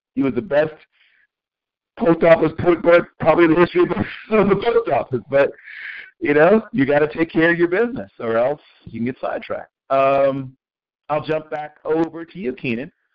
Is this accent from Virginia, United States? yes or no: yes; Tidewater, Virginia, United States; Old Dominion, back in my neck of the woods, my hometown, the Tidewater, Virginia